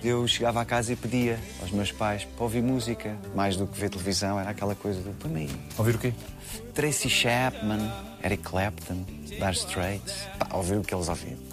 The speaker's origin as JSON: {"language": "Portuguese", "town": "Queluz", "region": "Lisbon", "country": "Portugal", "tie": "born or raised there", "said": "Eu acho que sou resultado de uma infância feliz no subúrbio de Lisboa, cresci em Queluz"}